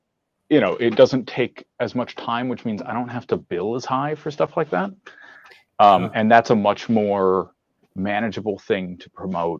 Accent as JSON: {"language": "English", "town": "Poughkeepsie", "region": "New York", "country": "United States", "said": "I'm from Poughkeepsie"}